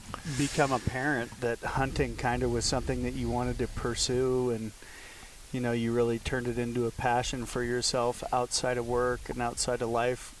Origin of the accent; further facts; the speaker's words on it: California, United States; as a Californian